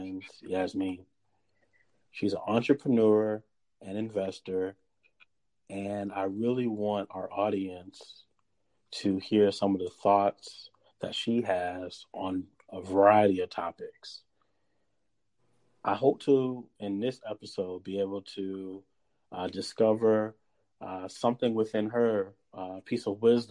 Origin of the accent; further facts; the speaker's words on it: Irmo, South Carolina, United States; So I grew up in Irmo, South Carolina